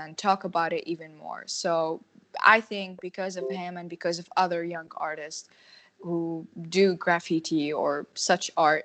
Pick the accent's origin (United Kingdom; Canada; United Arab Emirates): United Arab Emirates; now in Jordan; In UAE, it's different. We have enough resources. We study art in school